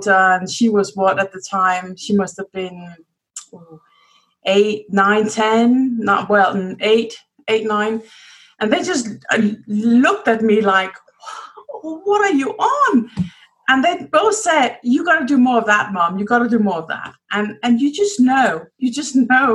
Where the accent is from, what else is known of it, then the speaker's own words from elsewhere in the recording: Denmark; moved away as an adult; also born or lived in United Kingdom; I'm from Denmark. But I lived many years in the UK.